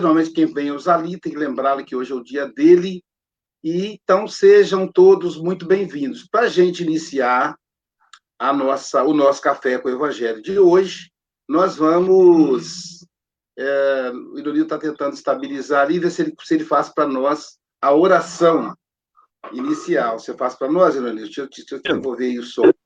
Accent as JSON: {"language": "Portuguese", "town": "Muriaé", "region": "Minas Gerais", "country": "Brazil", "said": "eu sou de Muriaé"}